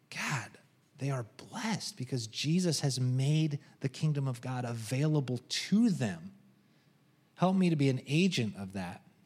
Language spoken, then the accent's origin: English; United States; I'm American